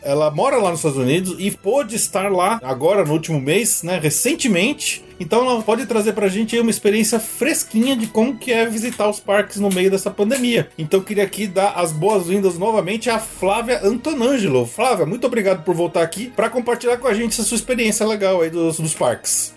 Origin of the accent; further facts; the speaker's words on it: Brazil; nós brasileiros